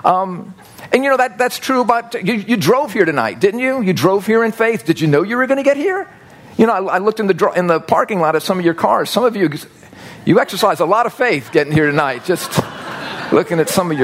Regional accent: United States; I'm growing up in the United States of America

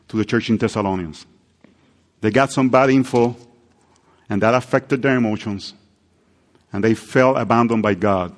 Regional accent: Puerto Rico; English is a second language; moved away; I grew up in Puerto Rico with the heat

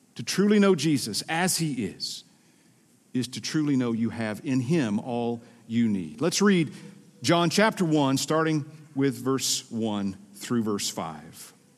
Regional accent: Georgia, United States; accent: Southern; moved away as an adult; now in Minnesota, United States; I'm originally from Georgia.

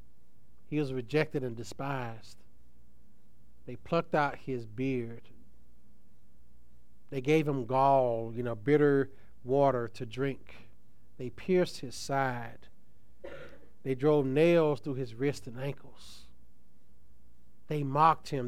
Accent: Tuskegee, Alabama, United States; I'm a country boy. I'm from Tuskegee, Alabama

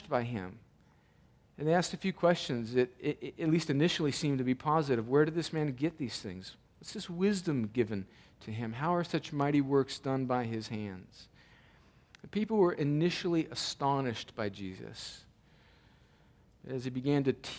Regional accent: El Centro, California, United States; now in Columbus, United States; my hometown, El Centro, California

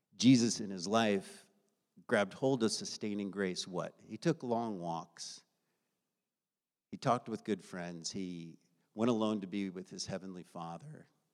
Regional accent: United States; I grew up in the United States of America

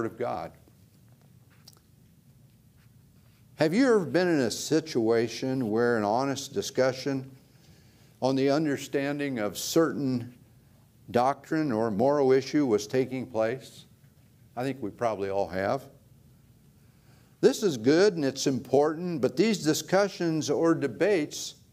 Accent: Ohio, United States; moved away; I grew up in Ohio

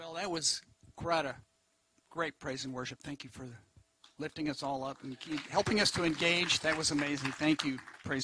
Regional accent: Argyle, Texas, United States; moved away as an adult; also born or lived in Beaumont, Texas / Colorado; now in Seabrook, United States; I spent most of my life up by Argyle, north of Dallas-Fort Worth

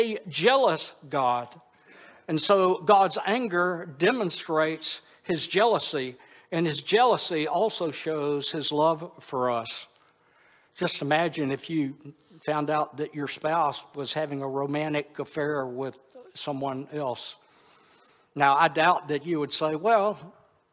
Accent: Monroe, Louisiana, United States; now in Houston, United States; I moved back to my hometown of Monroe, Louisiana

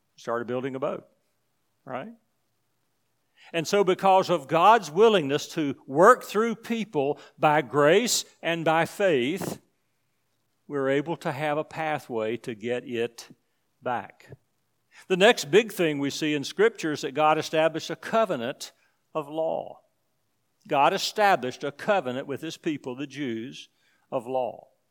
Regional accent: United States; I'm from the United States

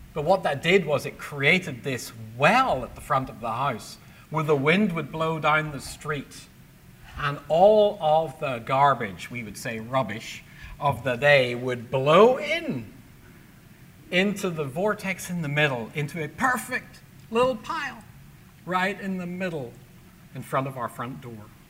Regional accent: Belfast, Northern Ireland, United Kingdom; moved away; my childhood in Belfast growing up in the Troubles

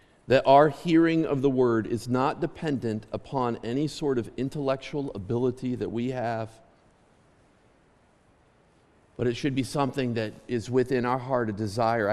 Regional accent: Clymer, Pennsylvania, United States; I grew up 3 miles outside of Clymer in the country

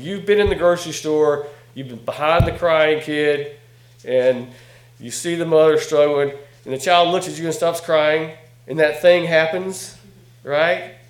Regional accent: North Carolina, United States; from North Carolina, by the way. Can you tell from my accent?

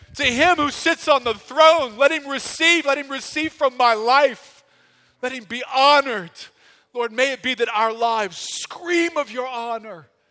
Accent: United States; I'm an American.

